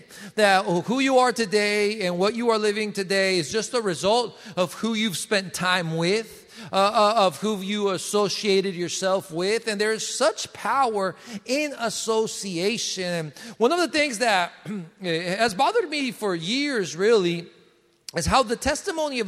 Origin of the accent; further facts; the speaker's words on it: Colombia; now in United States; I come from Colombia. In Colombia and South America, we have no seasons. In Bogota, it's always 60s and 70s all year around